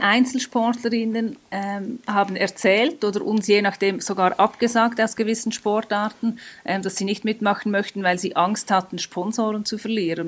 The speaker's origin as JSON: {"language": "German", "country": "Switzerland", "said": "wir in der Schweiz"}